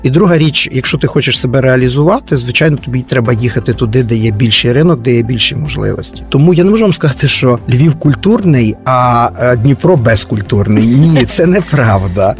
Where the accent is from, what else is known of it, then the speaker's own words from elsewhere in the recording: Lviv, Lviv Oblast, Ukraine; львів'янин в першому поколінні. Мої батьки Старосамбірського району